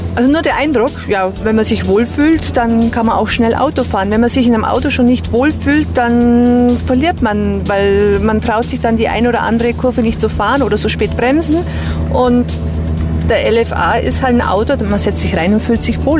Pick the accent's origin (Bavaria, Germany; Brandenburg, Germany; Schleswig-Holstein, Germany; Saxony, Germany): Bavaria, Germany; Bad Bayersoien, Garmisch-Partenkirchen district; mit 1000 Einwohnern komme ich ja aus Bad Bayersheim im Landkreis Garmisch-Partenkirchen